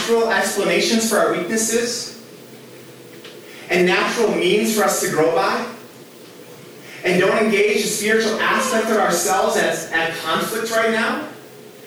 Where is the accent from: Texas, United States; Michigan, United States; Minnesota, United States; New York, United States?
Minnesota, United States; I grew up here in Minnesota